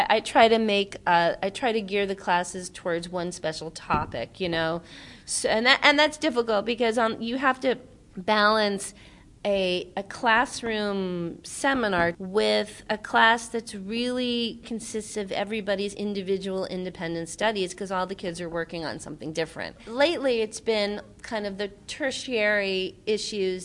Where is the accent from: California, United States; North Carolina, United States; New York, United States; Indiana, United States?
New York, United States; I grew up in New York going